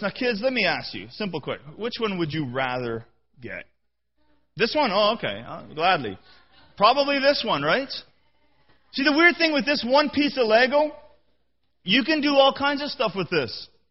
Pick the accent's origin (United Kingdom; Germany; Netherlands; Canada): Canada; I'm a Canadian.